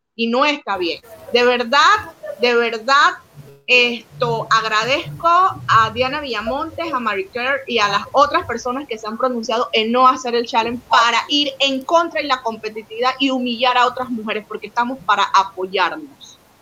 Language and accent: Spanish; Panama; como mujer y como compatriota panameñas que somos